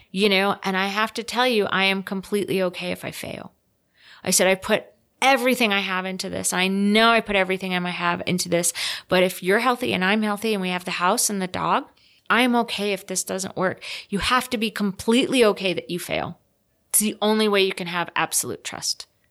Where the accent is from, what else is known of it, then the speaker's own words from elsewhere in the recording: Rhode Island, United States; now in Salt Lake City, United States; I'm from Rhode Island